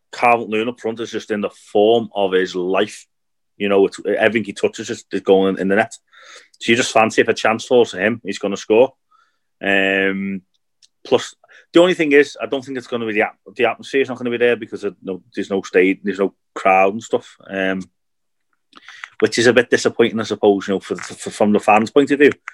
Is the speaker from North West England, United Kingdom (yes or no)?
yes; Liverpool, North West England, United Kingdom; I've grown up in Liverpool